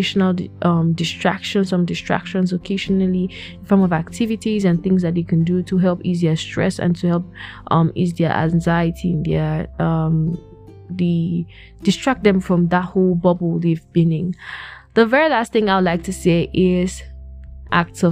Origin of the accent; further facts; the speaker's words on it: Plateau, Nigeria; I'm from Plateau State, Nigeria